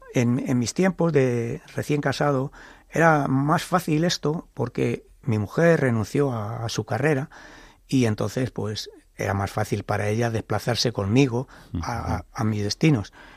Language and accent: Spanish; Toledo, Castilla-La Mancha, Spain; yo nací en Toledo. En mi familia no había antecedentes militares, pero vivía en el barrio de la estación